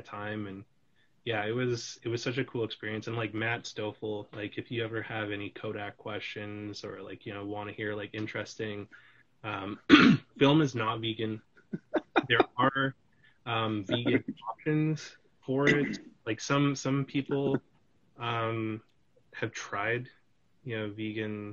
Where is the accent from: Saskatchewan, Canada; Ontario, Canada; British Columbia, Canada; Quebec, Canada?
British Columbia, Canada; also born or lived in Calgary, Alberta; I grew up in British Columbia